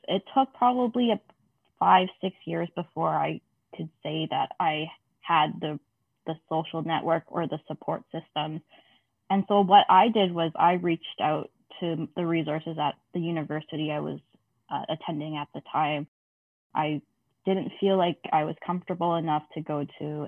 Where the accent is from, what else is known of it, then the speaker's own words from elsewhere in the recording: Canada; I am a second generation Canadian. So that means my parents weren't born here